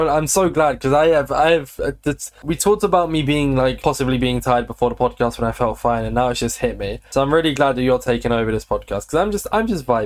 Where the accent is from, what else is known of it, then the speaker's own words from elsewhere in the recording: United Kingdom; we're British